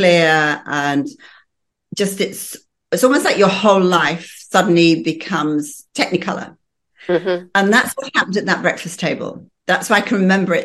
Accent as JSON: {"language": "English", "town": "Bradford", "region": "Yorkshire and the Humber", "country": "United Kingdom", "tie": "born or raised there", "also_born_or_lived": "London, England", "said": "So we all moved up to Yorkshire. And I was brought up in Bradford"}